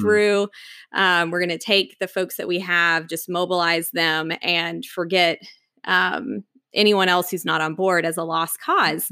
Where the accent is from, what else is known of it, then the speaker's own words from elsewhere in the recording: Knoxville, Tennessee, United States; moved away as an adult; also born or lived in Atlanta, Georgia; now in Washington, D.C., United States; growing up in East Tennessee and the foothills of the Smoky Mountains